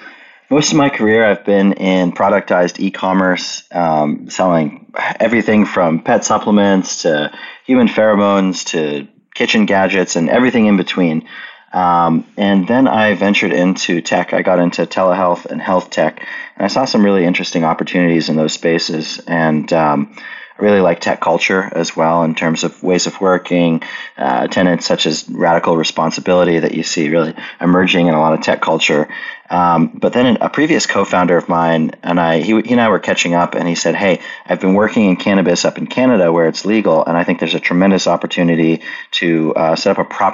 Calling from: Oklahoma City, Oklahoma, United States; I am in Oklahoma City, which is Mood's physical nexus

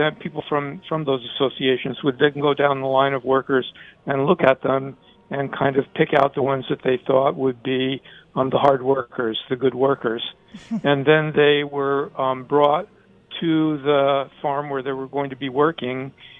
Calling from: California, United States; Well, I live in California. I live in the Bay Area.

